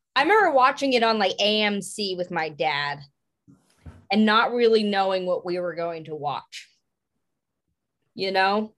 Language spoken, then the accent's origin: English; Pottsville, Pennsylvania, United States; I'm from Pottsville, Pennsylvania